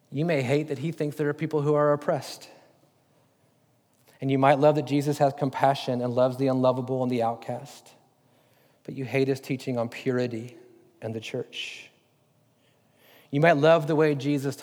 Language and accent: English; United States; as Americans, we don't understand kingship